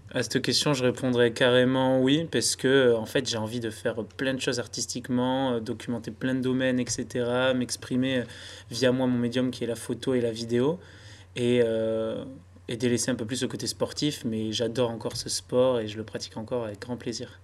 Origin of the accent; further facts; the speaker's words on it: Basque Country, Nouvelle-Aquitaine, France; je viens du Pays Basque